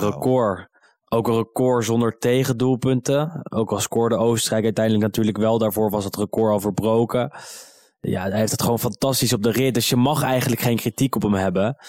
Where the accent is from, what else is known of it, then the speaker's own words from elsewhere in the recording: Netherlands; also born or lived in Amsterdam; Ik ben Nederlander